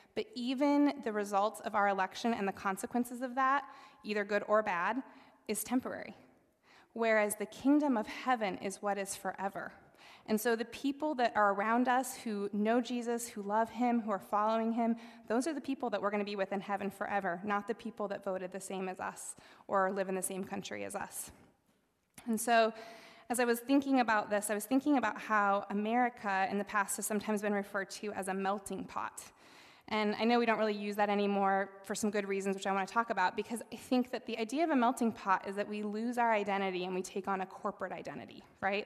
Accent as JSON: {"language": "English", "region": "South Dakota", "country": "United States", "tie": "born or raised there", "moved": "yes", "lives_now": "Northeast Ohio, United States", "said": "I grew up in South Dakota"}